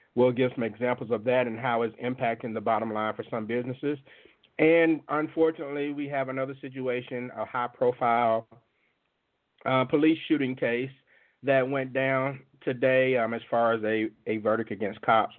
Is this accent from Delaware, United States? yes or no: no; Jackson, Mississippi, United States; From the 601 area code, my hometown of Jackson, Mississippi